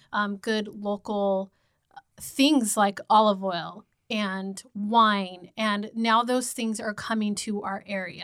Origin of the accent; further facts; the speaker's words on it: Redlands, California, United States; I grew up in Redlands